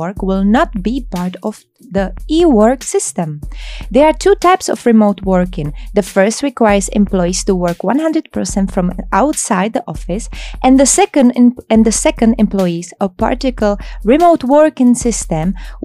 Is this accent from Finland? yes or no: no; Czechia; now in Abu Dhabi, United Arab Emirates; I'm from Czech Republic